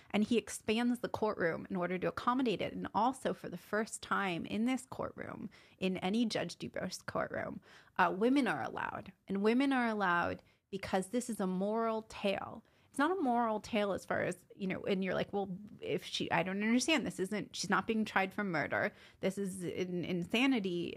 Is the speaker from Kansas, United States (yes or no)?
no; California, United States; moved away; also born or lived in New York; I'm from California